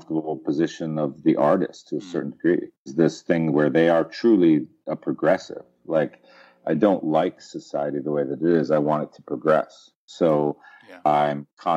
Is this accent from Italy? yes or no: no; Westchester, New York, United States; I was from Westchester